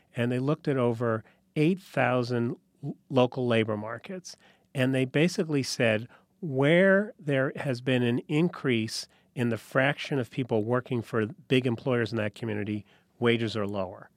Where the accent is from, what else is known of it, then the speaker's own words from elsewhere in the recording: New Haven, Connecticut, United States; I grew up in New Haven, Connecticut.